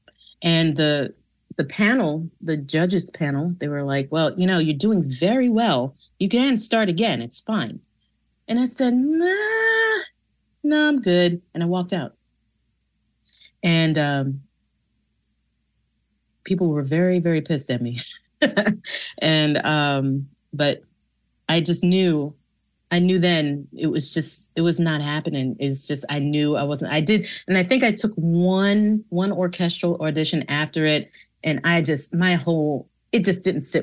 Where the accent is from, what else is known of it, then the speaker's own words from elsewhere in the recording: New York, United States; I grew up in New York.